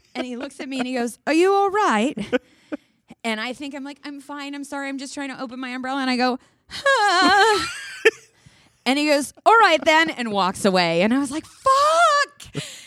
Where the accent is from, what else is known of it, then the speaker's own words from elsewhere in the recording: New York, United States; being a New Yorker and being our personality type